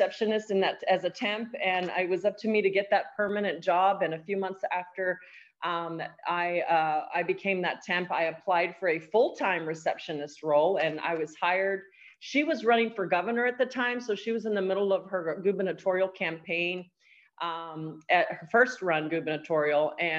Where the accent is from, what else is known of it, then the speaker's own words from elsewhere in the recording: El Paso, Texas, United States; I am actually a border town gal. I'm from El Paso, Texas. I'm one of 4 children and came out of a single parent home